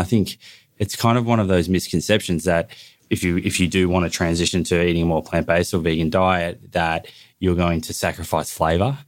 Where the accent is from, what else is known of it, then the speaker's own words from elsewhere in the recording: Melbourne, Victoria, Australia; also born or lived in Bondi, Sydney; now in Sydney, Australia; I grew up in Melbourne